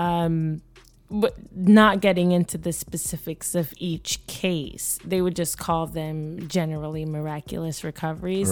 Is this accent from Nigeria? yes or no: no; Jamaica; moved away; I grew up in Jamaica